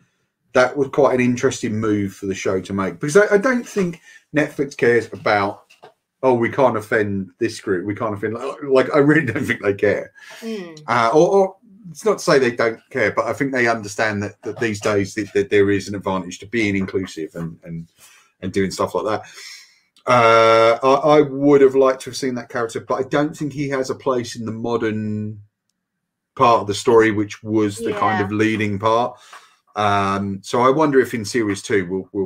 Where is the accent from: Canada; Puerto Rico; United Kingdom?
United Kingdom; as a British person